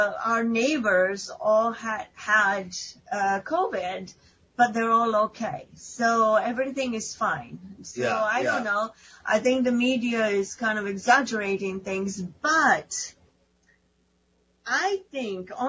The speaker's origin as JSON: {"language": "English", "town": "Ischia", "region": "Campania", "country": "Italy", "moved": "yes", "lives_now": "United States", "said": "I come from Italy"}